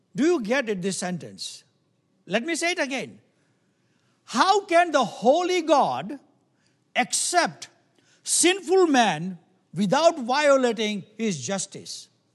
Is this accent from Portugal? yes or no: no; India; moved away; I come from, we come from India